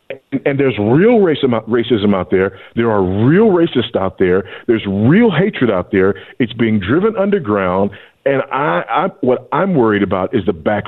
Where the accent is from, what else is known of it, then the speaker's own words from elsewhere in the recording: Los Angeles, California, United States; but I grew up in Los Angeles and it was still true there.